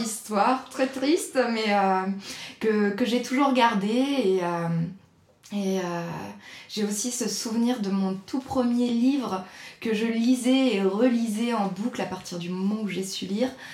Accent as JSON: {"language": "French", "area": "Nantes area", "region": "Pays de la Loire", "country": "France", "tie": "born or raised there", "also_born_or_lived": "Nord, France", "lives_now": "Vendée, France", "said": "j'ai grandi principalement en région nantaise avec ma famille"}